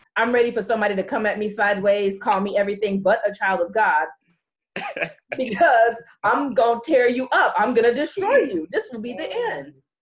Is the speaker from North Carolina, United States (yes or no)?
no; California, United States; I'm from California.